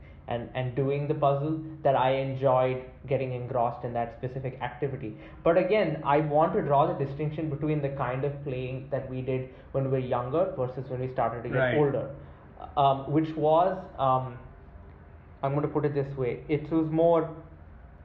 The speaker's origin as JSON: {"language": "English", "country": "India", "tie": "born or raised there", "said": "children growing up in India"}